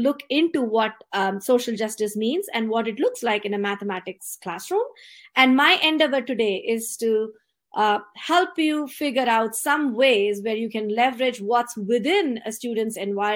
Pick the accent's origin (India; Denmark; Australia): India; now in San Jose, United States; I was born and brought up in India